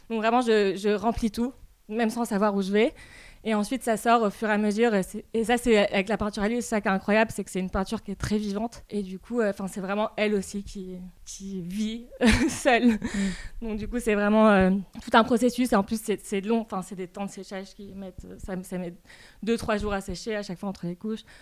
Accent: Rabat, Rabat-Salé-Kénitra, Morocco; ma grand-mère était peintre en fait au Maroc et j'ai passé euh, beaucoup de mon enfance chez elle, à Rabat.

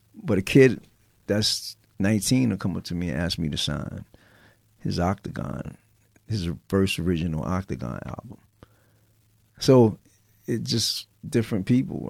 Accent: New York City, New York, United States; I was from the Bronx, and people knew me from Activity

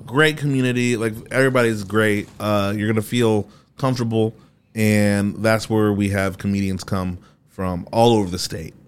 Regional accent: Haiti; also born or lived in Fort Wayne, Indiana / Columbia City, Indiana; now in Indianapolis, United States; I'm Haitian.

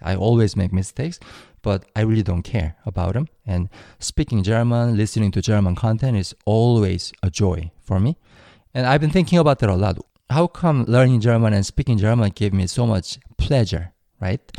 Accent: South Korea; English is a second language; moved away as an adult; now in United States; how I learned English in Korea

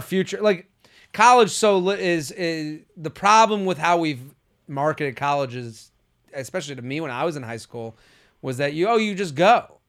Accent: Boston, Massachusetts, United States; moved away as an adult; also born or lived in Pennsylvania; I'm from Boston

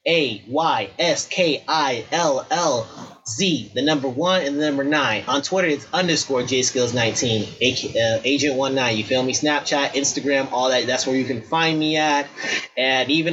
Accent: Chicago, Illinois, United States; now in Wisconsin, United States; I'm originally from Chicago

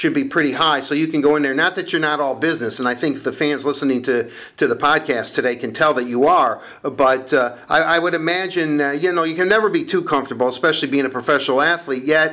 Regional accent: Detroit, Michigan, United States; I was born and raised here in Detroit

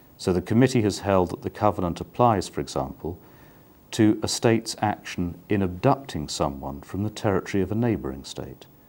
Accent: United Kingdom; now in The Hague, Netherlands; I am British

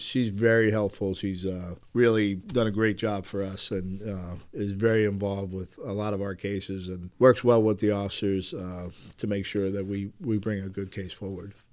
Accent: Manassas, Virginia, United States; moved away as an adult; also born or lived in New Jersey / Fort Myers, Florida; now in Milford, United States; I'm originally from New Jersey, and then I moved to Virginia, and then literally I went to Fort Myers, Florida, just for the job

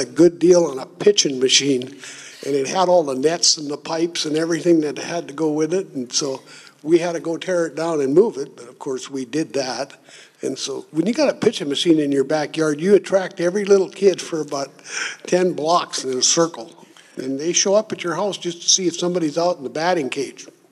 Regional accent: Minnesota, United States; grew up in Minnesota on a farm as a kid, and we didn't have running water until I was six years old.

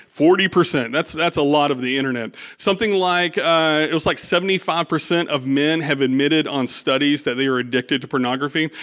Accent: United States; I'm an American

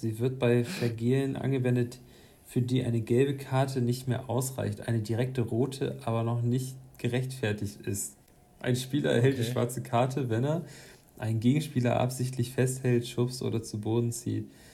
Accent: Hamburg, Germany; ich komm aus so einem Stadtteil, äh, aus Duvenstedt

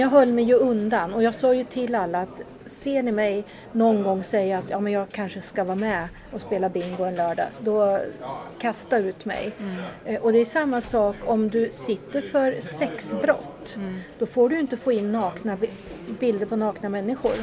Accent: Katrineholm, Södermanland, Sweden; Katrineholm där jag kommer ifrån

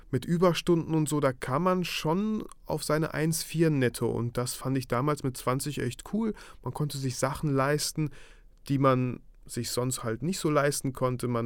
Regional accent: Germany; also born or lived in Mikhailovka, Kazakhstan; geboren wurde ich in Kasachstan, in einem kleinen Dorf namens Michailovka.

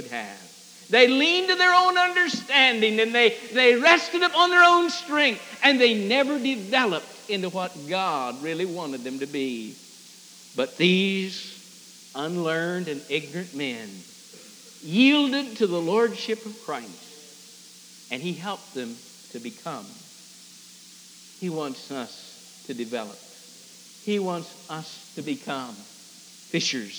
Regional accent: Fishhook, Illinois, United States; But to me, hometown is Fishhook, Illinois, the Manley farm

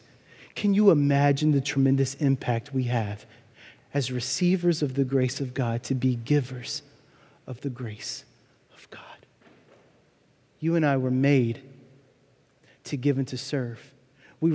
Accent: Louisiana, United States; also born or lived in New Orleans, Louisiana; I grew up about 60 miles north of the city in a tiny town with 4,000 people and 40,000 cows

